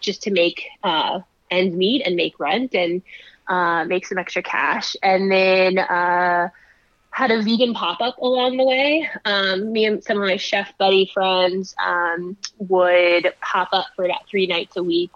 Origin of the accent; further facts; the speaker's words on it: Pennsylvania, United States; I'm originally from Pennsylvania